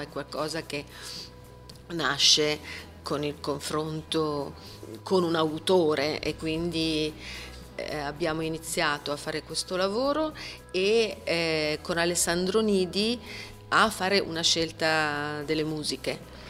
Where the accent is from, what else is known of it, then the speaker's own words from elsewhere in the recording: Milan, Lombardy, Italy; ho avuto la fortuna quando ero ragazzina di vedere tutti gli spettacoli di Streller essendo milanese